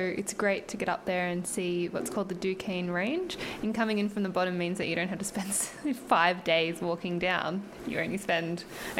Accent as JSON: {"language": "English", "region": "New South Wales", "country": "Australia", "moved": "yes", "lives_now": "Hobart, Australia", "said": "I'm 30. I live in Hobart, but I'm from New South Wales."}